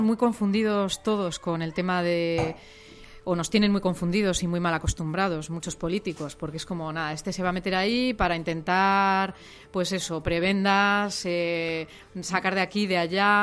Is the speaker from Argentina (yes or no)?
no; Madrid, Community of Madrid, Spain; moved away as an adult; also born or lived in El Bierzo; now in Cantabria, Spain; yo soy de Hortaleza, de Madrid